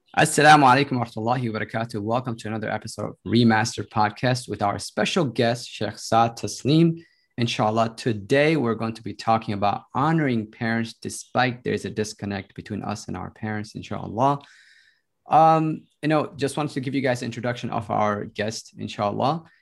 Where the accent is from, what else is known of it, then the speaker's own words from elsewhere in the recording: United States; I grew up in the States, so I came here when I was ten